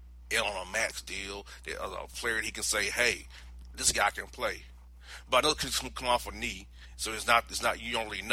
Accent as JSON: {"language": "English", "region": "Florida", "country": "United States", "tie": "born or raised there", "said": "in the state of Florida, my home state."}